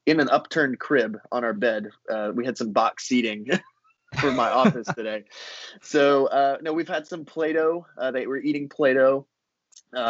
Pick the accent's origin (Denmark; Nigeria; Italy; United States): United States; the Sunshine State, Florida; moved away as an adult; also born or lived in New Orleans, Louisiana / Lynchburg, Virginia; now in Fredericksburg, United States; I was born and raised in the Sunshine State, home to the Tampa Bay Buccaneers